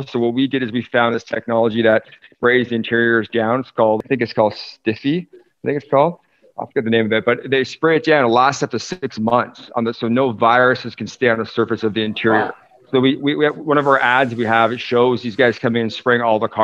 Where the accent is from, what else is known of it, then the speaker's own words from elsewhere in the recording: Toronto, Ontario, Canada; also born or lived in United States; now in British Columbia, Canada; So I grew up in Toronto, but I've lived in BC for almost 20 years, going back and forth to the US